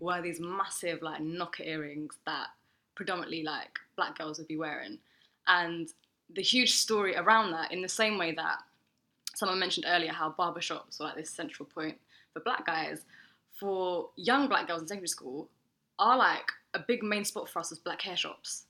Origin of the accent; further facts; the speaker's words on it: London, United Kingdom; I was born in Holloway and then I moved different places in North